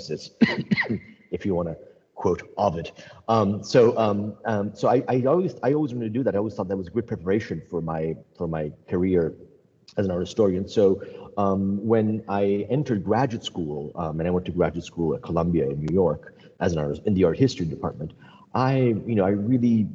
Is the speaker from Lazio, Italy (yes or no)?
yes; Rome, Lazio, Italy; moved away as an adult; also born or lived in United States; When I grew up in Rome, I lived in Rome, I went to college in America